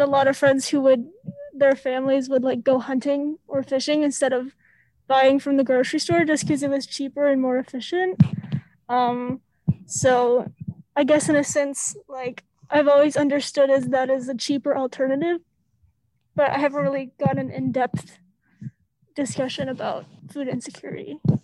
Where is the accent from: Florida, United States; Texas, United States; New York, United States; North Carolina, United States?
Texas, United States; growing up in Texas